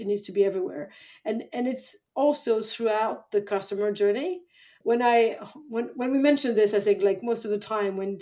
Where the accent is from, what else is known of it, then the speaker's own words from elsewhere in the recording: France; moved away as an adult; also born or lived in London / Paris / San Francisco; now in Stockholm, Sweden; I was born and raised in France.